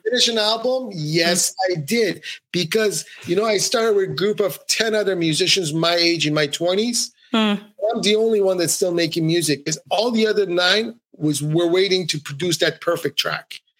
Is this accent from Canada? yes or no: yes; Ottawa, Ontario, Canada; moved away as an adult; also born or lived in Iran; now in Montreal, Canada; I grew up in Ottawa, Canada. I moved to Montreal, Canada, where I am today.